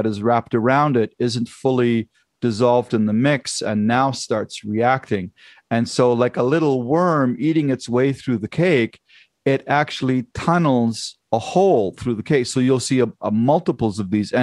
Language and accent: English; Germany; moved away; I grew up in Germany and trained in Germany